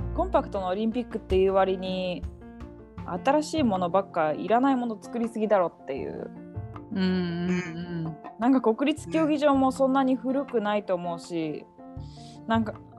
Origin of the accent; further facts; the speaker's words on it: Niigata, Japan; 平野歩夢が同郷あの新潟出身だから